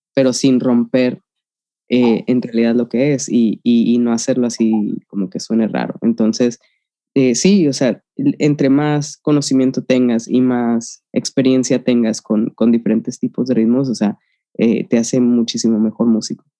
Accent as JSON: {"language": "Spanish", "country": "Mexico", "also_born_or_lived": "Monterrey", "moved": "as an adult", "lives_now": "London, United Kingdom", "said": "como cualquier latino y mexicano"}